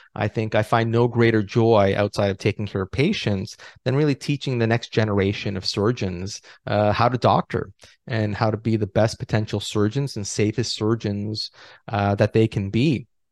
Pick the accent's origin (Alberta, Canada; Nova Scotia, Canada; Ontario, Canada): Ontario, Canada; Toronto; moved away as an adult; also born or lived in Los Angeles, United States / Ottawa, Canada; I was born and raised in Toronto